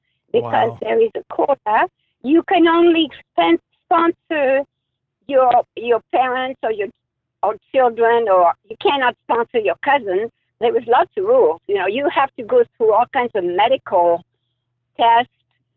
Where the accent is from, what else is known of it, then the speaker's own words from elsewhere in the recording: France; now in Anaheim, United States; I came from France